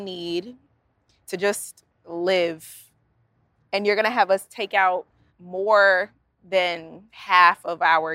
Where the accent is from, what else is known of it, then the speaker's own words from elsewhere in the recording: Virginia Beach, Virginia, United States; I am from Virginia Beach, Virginia